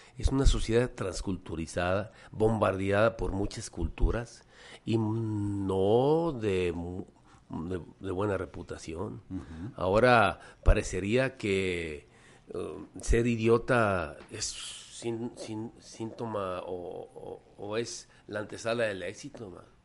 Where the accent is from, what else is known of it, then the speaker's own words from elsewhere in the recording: Guadalajara, Jalisco, Mexico; soy franco-mexicano, efectivamente, pero soy nacido en Guadalajara, soy jalisciense